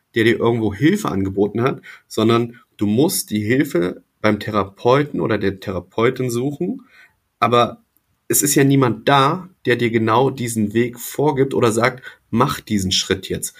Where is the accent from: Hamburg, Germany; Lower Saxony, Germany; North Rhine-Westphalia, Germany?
Lower Saxony, Germany; Wolfsburg district; Niedersachsen äh, hier im Kreis Wolfsburg, da wo ich groß geworden bin